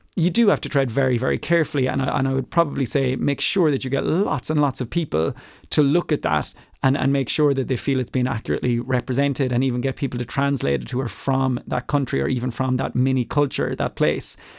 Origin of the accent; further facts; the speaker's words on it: Ireland; moved away; as an Irish person, having grown up in Ireland